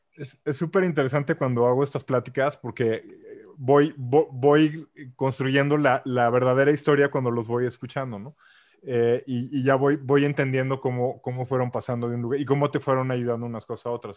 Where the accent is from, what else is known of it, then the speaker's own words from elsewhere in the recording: Mexico; como mexicano, y, ojo, los que me conocen soy el menos nacionalista, o sea, nací aquí por casualidad